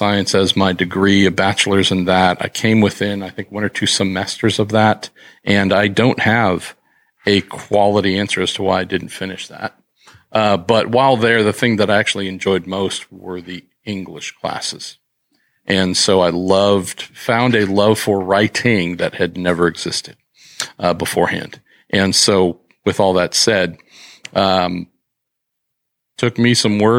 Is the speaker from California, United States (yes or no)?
yes; San Francisco Bay Area, California, United States; growing up in the Bay Area is a pretty amazing thing